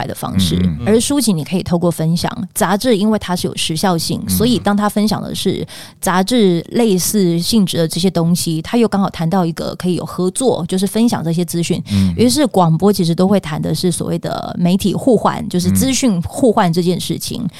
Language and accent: Chinese; Pingtung County, Taiwan; 因为我是屏东人，哦，所以我希望首发团从屏东出发。